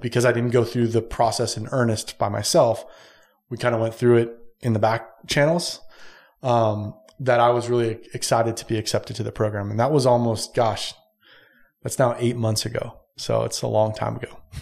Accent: San Diego, California, United States; moved away; I'm originally from San Diego

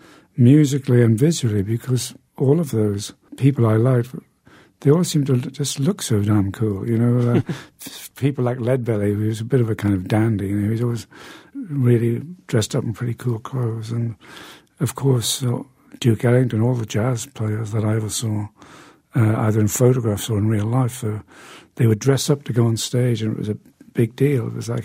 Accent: Newcastle, North East England, United Kingdom; I went to see quite a few people as they passed through my hometown of Newcastle in the north of England.

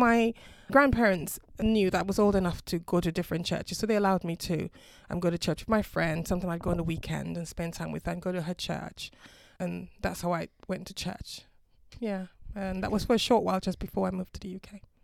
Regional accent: Dominica; now in United Kingdom; I'm originally from the Caribbean, a small island called Dominica

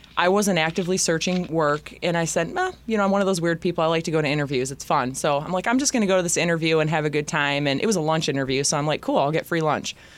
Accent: Bellaire, Michigan, United States; also born or lived in Zeeland, Michigan / Grand Rapids, Michigan; I'm from Bel Air

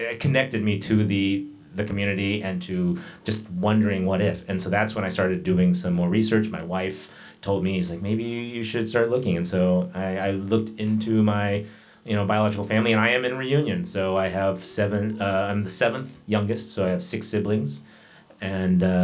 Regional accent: Oklahoma, United States; also born or lived in Los Angeles / Korea; now in Denver, United States; I was raised in Oklahoma

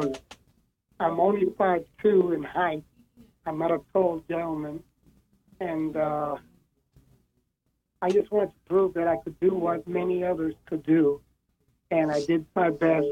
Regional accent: New York City, New York, United States; I was born and raised in New York City

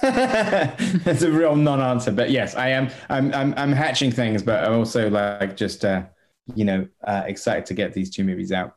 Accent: United Kingdom; I'm as a Brit

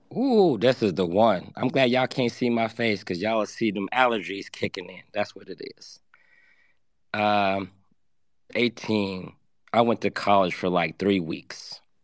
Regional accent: Atlanta, Georgia, United States; I grew up in Atlanta for the later half of my years.

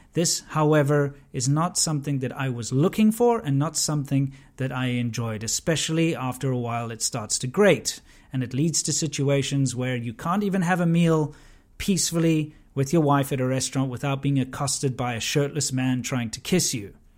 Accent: South Africa; I grew up in South Africa during the abolishment of apartheid

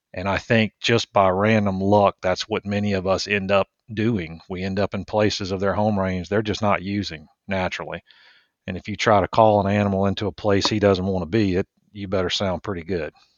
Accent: Richmond, Virginia, United States; moved away as an adult; also born or lived in Mississippi / Louisiana; now in Georgia, United States; I grew up outside of Richmond

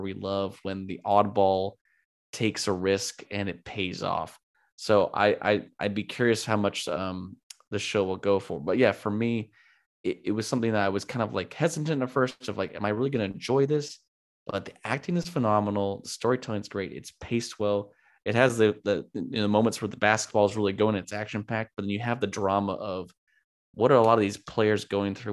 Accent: California, United States; been born and raised in California, lived in California most of my life.

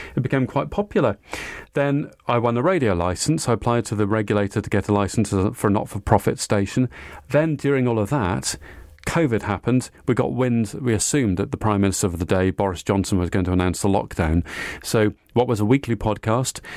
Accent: Cardiff, Wales, United Kingdom; I went to school in Cardiff in South Wales. I'm Welsh

